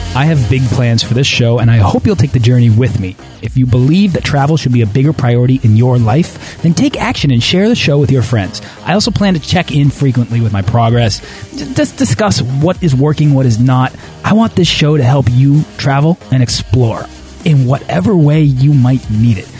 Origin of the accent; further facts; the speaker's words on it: United States; growing up in the States